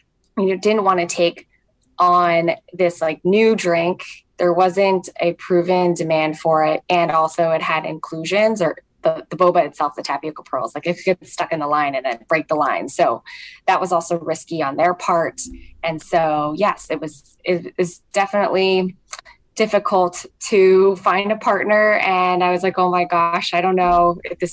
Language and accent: English; Hawaii, United States; moved away; I grew up in Hawaii, just some childhoods there. I have family there